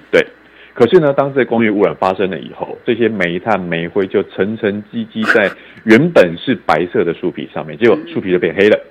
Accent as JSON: {"language": "Chinese", "region": "Kaohsiung", "country": "Taiwan", "tie": "born or raised there", "said": "我的老家高雄市，以前是高雄县，现在把它县市合并之后变高雄市"}